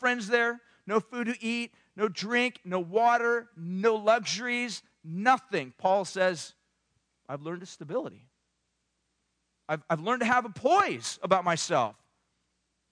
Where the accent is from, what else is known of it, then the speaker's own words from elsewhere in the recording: Southern California, United States; I grew up in Southern California